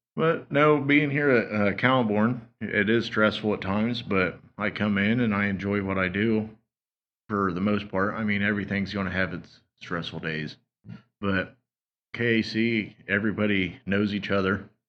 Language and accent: English; Wabash, Indiana, United States; I grew up in Wabash. Went to Wabash High School, graduated in 2007